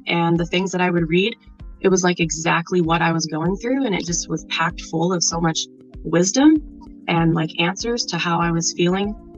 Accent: Nebraska, United States; I'm from Nebraska.

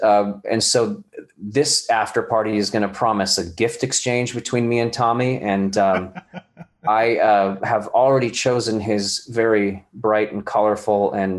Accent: California, United States; born there; Well, I was born in California and then ended up back in California after my, you know, the beginning of my career in New York. But I was a military brat.

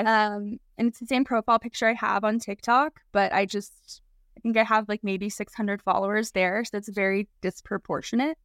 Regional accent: Oklahoma, United States; moved away; I grew up in Oklahoma.

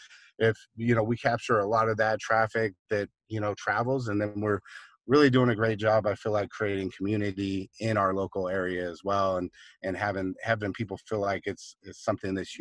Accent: Seattle, Washington, United States; I grew up in Seattle, up in Washington

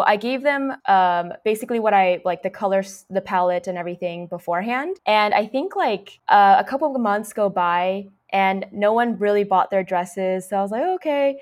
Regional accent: Orange County, California, United States; I grew up in the Orange County

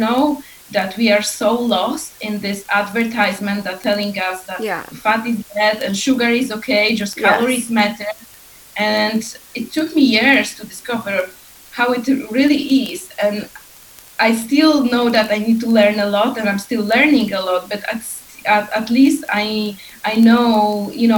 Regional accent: Poland; now in Iceland; I am originally from Poland. I'm currently living in Iceland.

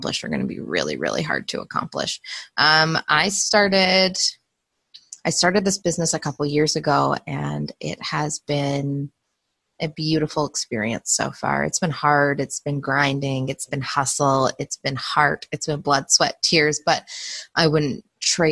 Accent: Canada; the culture I grew up in as a Canadian

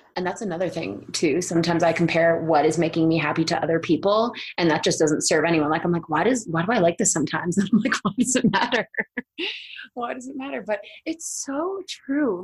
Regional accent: Boston, Massachusetts, United States; now in Colorado, United States; I'm from Boston, but I'm now in Colorado

